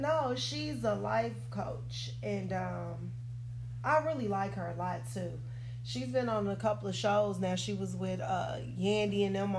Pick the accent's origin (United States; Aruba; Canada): United States; Chicago, Illinois; born or raised there